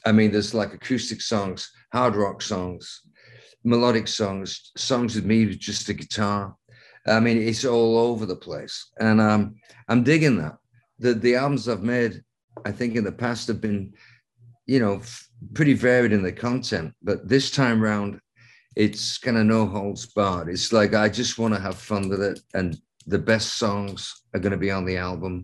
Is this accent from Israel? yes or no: no; Lancaster, North West England, United Kingdom; I went to art school in Lancaster, England, my hometown, for 4 years.